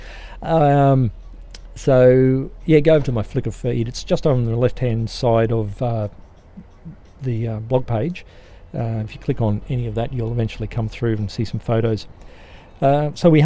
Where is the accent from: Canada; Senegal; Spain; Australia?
Australia; Being Australian